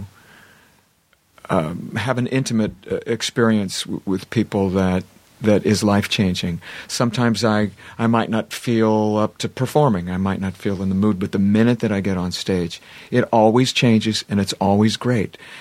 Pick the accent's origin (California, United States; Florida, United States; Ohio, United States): Ohio, United States; Columbus; moved away as an adult; now in Los Angeles, United States; Columbus, Ohio, my hometown